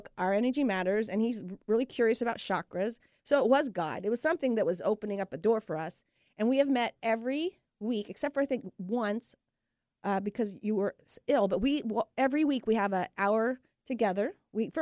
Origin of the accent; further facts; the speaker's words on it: Sunnyside, Washington, United States; I was born on Sunnyside, Washington, at sunrise